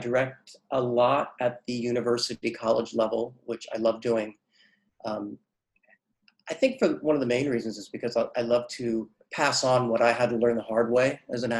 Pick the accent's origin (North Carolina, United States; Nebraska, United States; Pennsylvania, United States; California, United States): California, United States; San Francisco; moved away; I'm from San Francisco, so there was the San Francisco Opera House and did the Elixir of Love, and we went as a school group.